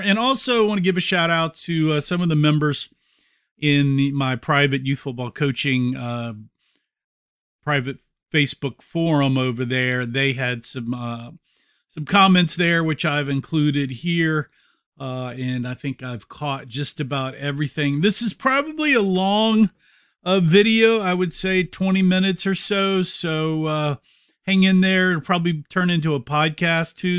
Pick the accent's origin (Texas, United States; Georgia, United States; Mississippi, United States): Texas, United States; moved away as an adult; also born or lived in Denver; People knew I was from Texas